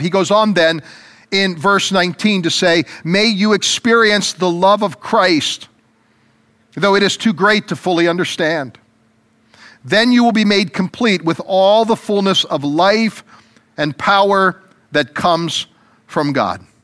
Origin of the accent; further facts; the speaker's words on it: United States; as American citizens